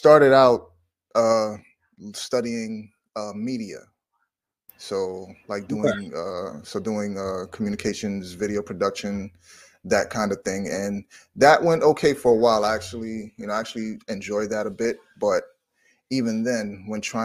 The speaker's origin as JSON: {"language": "English", "town": "New York City", "region": "New York", "country": "United States", "tie": "born or raised there", "also_born_or_lived": "South Carolina", "said": "I'm from New York City, New York, born in Manhattan, raised in Brooklyn, currently live in Brooklyn"}